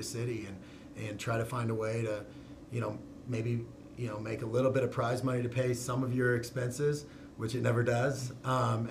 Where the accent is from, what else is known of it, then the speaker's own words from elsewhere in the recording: Grand Junction, Colorado, United States; also born or lived in Prescott, Arizona; now in Arizona, United States; in Prescott, Arizona, and lived there for 3 years, and then we moved to a small town in Colorado, Grand Junction